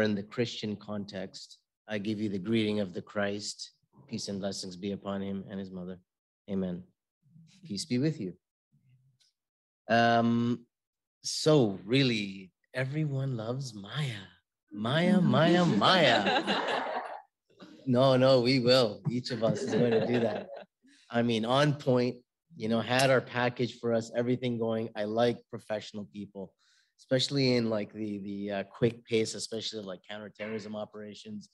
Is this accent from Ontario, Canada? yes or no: yes; Toronto, Ontario, Canada; also born or lived in Syria; I'm born and raised in Toronto, Canada